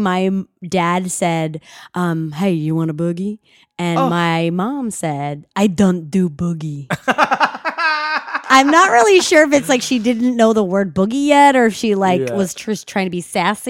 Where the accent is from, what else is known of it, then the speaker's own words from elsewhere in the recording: Los Angeles, California, United States; And I'm from the Valley.